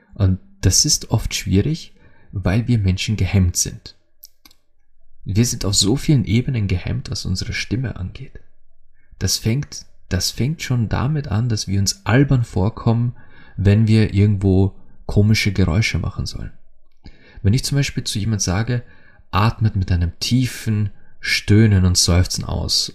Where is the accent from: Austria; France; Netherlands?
Austria; als Österreicher